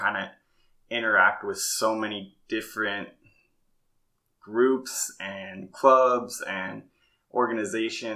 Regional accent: Farmington, Utah, United States; moved away as an adult; also born or lived in Arizona; I grew up in a place called Farmington, Utah, kind of like a suburb of Salt Lake City

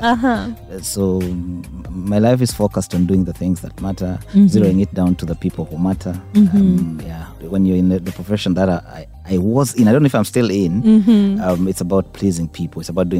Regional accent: Zombo District, Northern Region, Uganda; also born or lived in Kampala; where I was born, I don't think many of you have even know it exists in the first place. So, it's about 370 kilometers from the capital in a small village called War. It's in a district called Zombo.

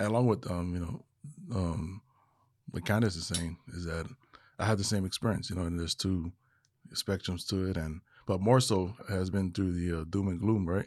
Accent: Hawaii, United States; moved away as an adult; now in Texas, United States; I am originally from Hawaii, now living in the, uh, state of Texas

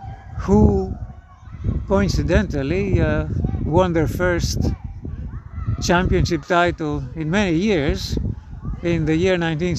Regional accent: Greece; I come from Greece.

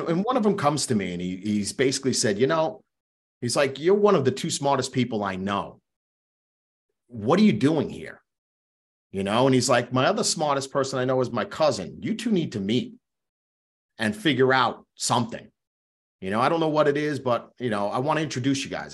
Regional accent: Long Island, New York, United States; also born or lived in Queens, New York; growing up in New York, I was born in Queens, raised on Long Island my entire life.

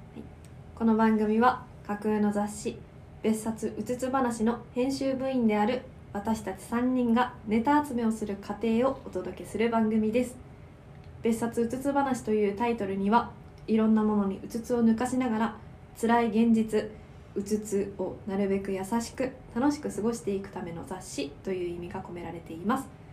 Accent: Tohoku, Japan; moved away; 私地元が東北

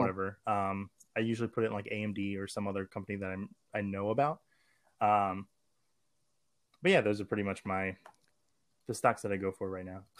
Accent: Maryland, United States; I'm from Maryland, and we have a thing called magnet schools

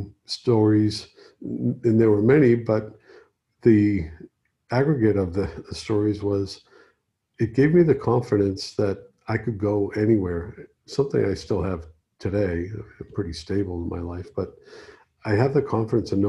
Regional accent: Boston, Massachusetts, United States; moved away as an adult; also born or lived in Key West; now in Los Angeles, United States; gone back to my hometown, Boston

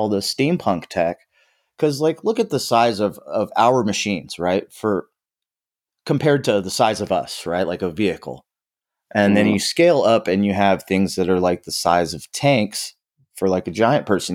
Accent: Southern California, United States; I grew up in SoCal

